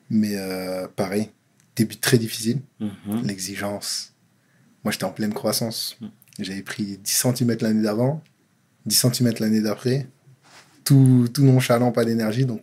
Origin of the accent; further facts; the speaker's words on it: Tours, Centre-Val de Loire, France; born there; also born or lived in Châteauroux / Angoulême / Nantes; je suis né à Tours. J'habitais à Châteauroux. J'habitais à Angoulême. J'habitais à Nantes. Je suis revenu à Tours.